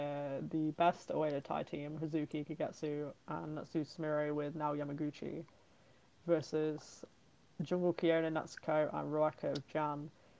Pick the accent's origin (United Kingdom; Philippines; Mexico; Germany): United Kingdom; I'm British.